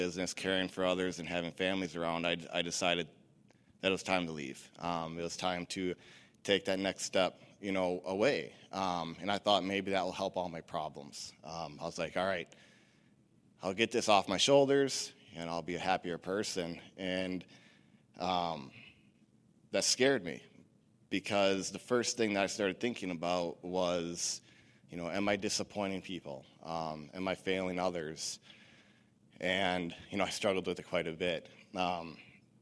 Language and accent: English; Stratford, Wisconsin, United States; also born or lived in Rice Lake, Wisconsin; I'm originally from Stratford, Wisconsin. I grew up going to a church here in Stratford off and on as a kid with my family